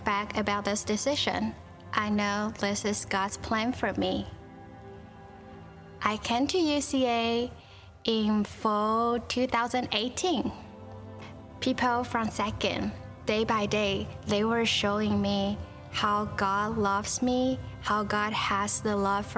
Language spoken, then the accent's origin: English; Tainan, Taiwan; moved away as an adult; I was born in Tainan, Taiwan